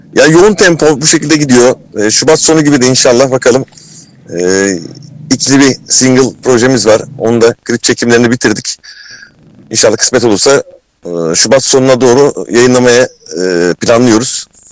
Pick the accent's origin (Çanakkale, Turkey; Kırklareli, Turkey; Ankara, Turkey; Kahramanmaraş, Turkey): Kırklareli, Turkey; Kırklareli'yim. Öncelikle Kırklareli'de doğdum.